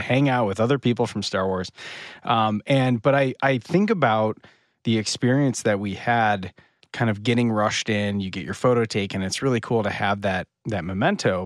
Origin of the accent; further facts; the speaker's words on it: Northern Michigan, United States; I'm from Northern Michigan.